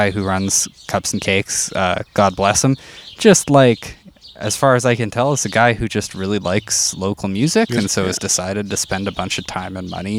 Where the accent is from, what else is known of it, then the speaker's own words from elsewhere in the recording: Saskatchewan, Canada; now in Edmonton, Canada; I'm not from Edmonton originally. I'm from a town in Saskatchewan.